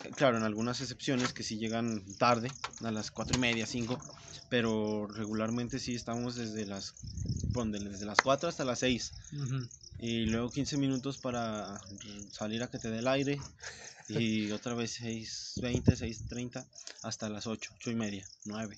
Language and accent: Spanish; Zacatecas, Mexico; Soy de Zacatecas y soy tortillero